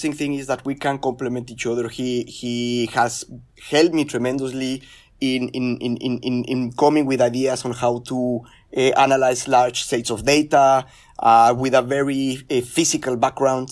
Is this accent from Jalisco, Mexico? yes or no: no; Mexico City, Mexico; now in Merced, United States; So I grew up in Mexico City. I'm originally from Mexico. I consider myself Mexican from Mexico City